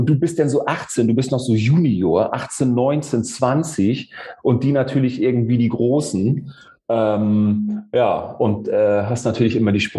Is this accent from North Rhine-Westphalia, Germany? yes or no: no; Neumünster, Schleswig-Holstein, Germany; Und dann war in meiner Heimatstadt Neumünster im Norden Deutschlands, da war es, das war dann so eine kleine Triathlon-Hochburg.